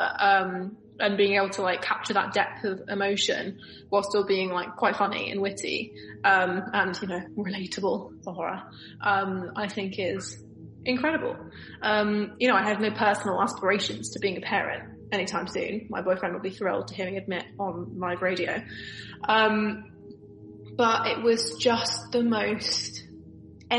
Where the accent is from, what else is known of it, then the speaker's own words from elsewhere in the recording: London, United Kingdom; I'm from Northwest London